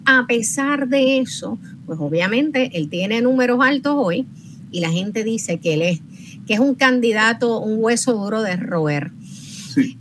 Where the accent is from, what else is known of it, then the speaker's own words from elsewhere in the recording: Puerto Rico; somos una isla caribeña